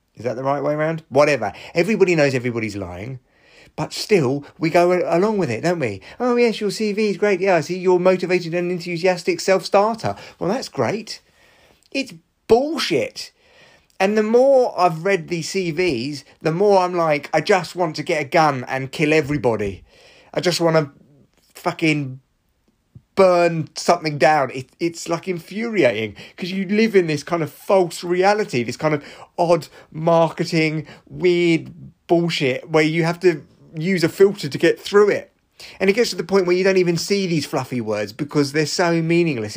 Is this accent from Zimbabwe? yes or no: no; Barnet, London, United Kingdom; my hometown of Barnet